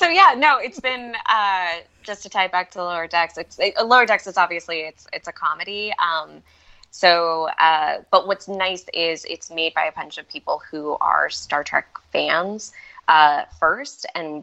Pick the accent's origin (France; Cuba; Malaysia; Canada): Malaysia; born there; And we were living in Malaysia. And when I was real young, I was born in Malaysia.